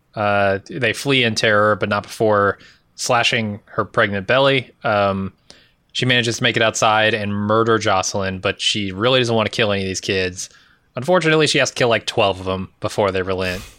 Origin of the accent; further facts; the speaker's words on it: United States; as an American.